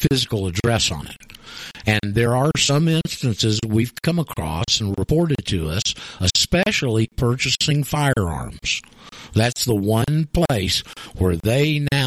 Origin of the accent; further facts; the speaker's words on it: Florida, United States; moved away; I'm from Florida